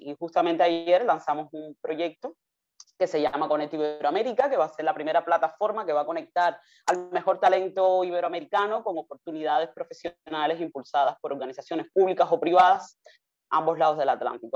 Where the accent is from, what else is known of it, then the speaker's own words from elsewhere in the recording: Havana, Cuba; moved away as an adult; also born or lived in United States; now in Spain; Yo nací en Cuba, en La Habana, en el municipio más poblado, que es 10 de octubre, en un barrio de toda la vida, toda la vida he vivido allí.